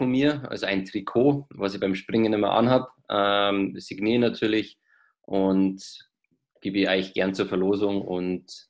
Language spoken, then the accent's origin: German; Siegsdorf, Bavaria, Germany; Äh, bei uns in Siegsdorf ähm, hat es immer so Kindertraining gegeben, ähm, wo mehrere Sportarten vorgestellt worden sind über Skifahren, Langlauf, Biathlon ähm, und Skispringen und nordische Kombination eben.